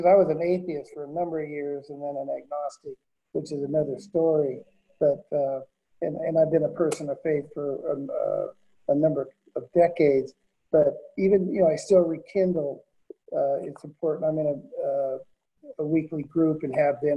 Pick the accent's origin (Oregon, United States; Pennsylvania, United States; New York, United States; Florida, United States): Oregon, United States; Portland; I grew up in North Portland